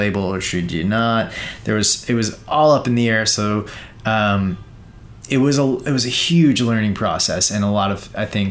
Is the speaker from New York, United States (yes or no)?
yes; Sea Cliff, New York, United States; I grew up in Long Island, New York, and in a little town called Seacliff